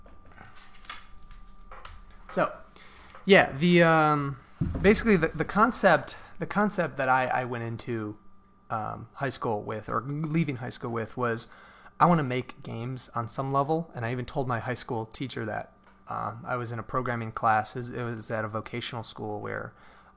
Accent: Cleveland, Ohio, United States; I'm from Cleveland area.

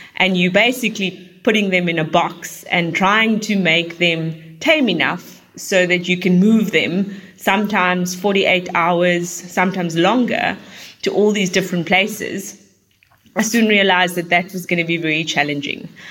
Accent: Cape Town, Western Cape, South Africa; when I was growing up in Cape Town

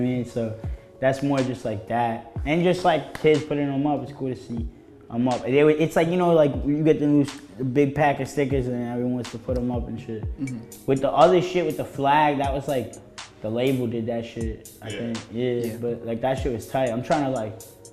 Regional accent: New York, United States; I'm from New York

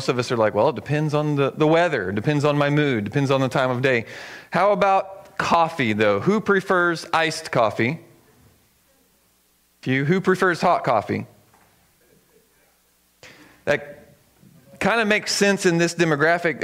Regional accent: the South, United States; now in Eugene, United States; I grew up in the South

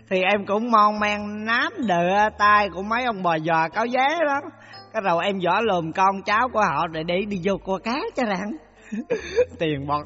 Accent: Quang Nam, Vietnam; Dạ em là người sinh ra và lớn lên ở xứ Quảng Ê

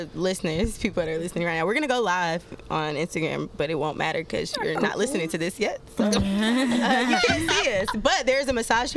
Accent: Atlanta, Georgia, United States; accent: Atlanta

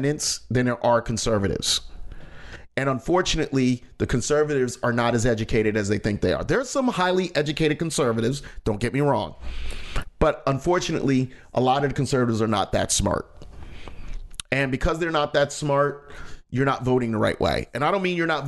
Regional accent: United States; I'm an American. I was born, I was raised here

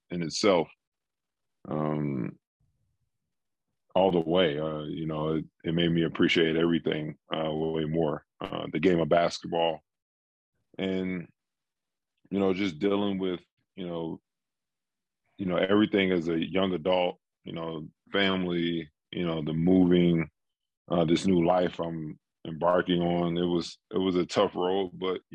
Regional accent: D.C. area, Maryland, United States; moved away as an adult; also born or lived in Seattle, Washington; I grew up in Maryland, D.C. area.

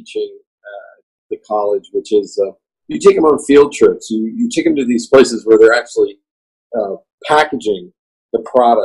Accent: Lebanon, Pennsylvania, United States; moved away; we grew up in Lebanon, as we say it, Lebanon, Pennsylvania

